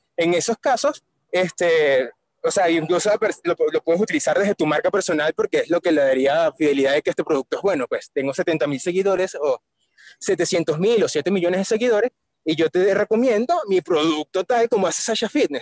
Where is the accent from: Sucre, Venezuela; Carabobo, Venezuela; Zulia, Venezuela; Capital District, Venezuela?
Capital District, Venezuela; Caracas; Yo soy de Caracas, Venezuela